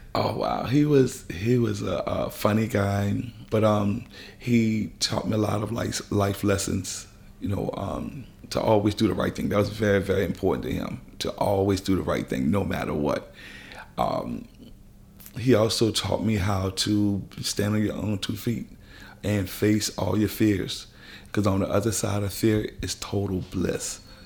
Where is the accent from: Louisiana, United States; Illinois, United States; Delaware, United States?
Louisiana, United States; New Orleans; I had a wonderful childhood growing up here in New Orleans